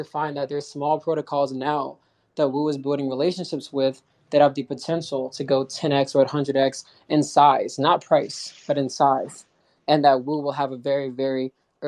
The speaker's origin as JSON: {"language": "English", "country": "United States", "said": "I'm from the States"}